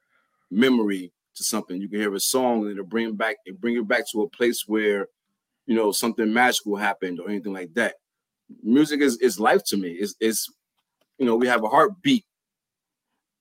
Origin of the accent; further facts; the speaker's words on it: Newark, New Jersey, United States; I am a producer from Newark, New Jersey, born and raised